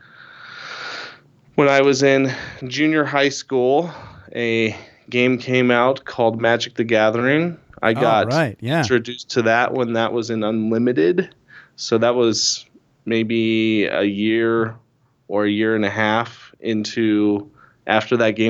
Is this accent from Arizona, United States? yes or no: yes; Tucson, Arizona, United States; also born or lived in Flagstaff, Arizona; I grew up in Tucson, Arizona